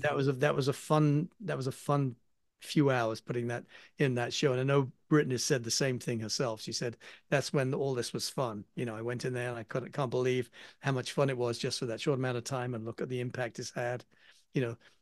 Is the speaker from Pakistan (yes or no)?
no; England, United Kingdom; accent: English; now in United States; being an Englishman